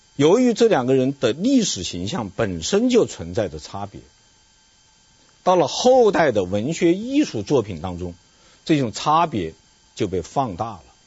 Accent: China; 我们中国人呐，或者说我们传统社会的中国人，有三个梦

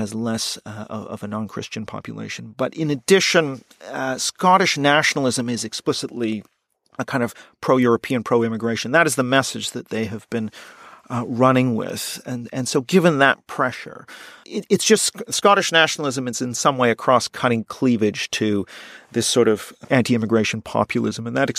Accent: Canada; And I, of course, being Canadian, I think I know Canada fairly well.

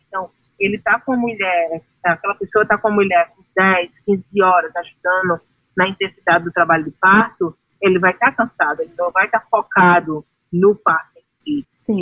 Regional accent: Brazil; moved away as an adult; quando eu saí do Brasil há 14 anos atrás

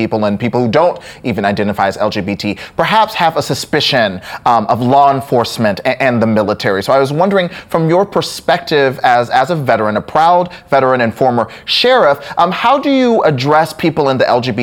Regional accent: Lewisville, Texas, United States; I grew up in Lewisville, Texas, just up I-35 from Dallas

